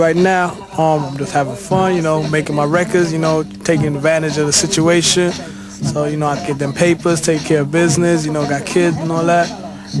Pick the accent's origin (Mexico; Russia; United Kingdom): United Kingdom; England; now in United States; I was born in England. I came over here in, like, 76.